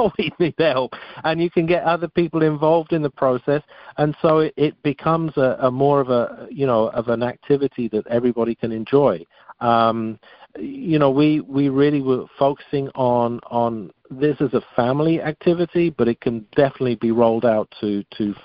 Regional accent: England, United Kingdom; moved away; also born or lived in France; growing up in England, I certainly wasn't exposed to much diversity in my younger years. And then, then I went off to France

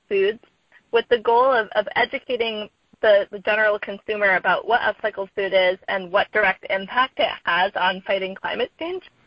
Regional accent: Sandwich, Massachusetts, United States; now in Oakland, United States; I'm originally from Massachusetts from a town called Sandwich

